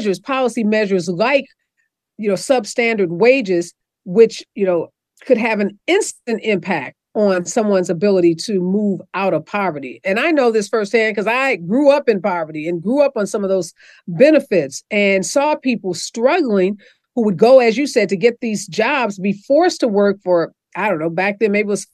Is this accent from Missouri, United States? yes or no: yes; Missouri, United States; my state, Missouri, my home state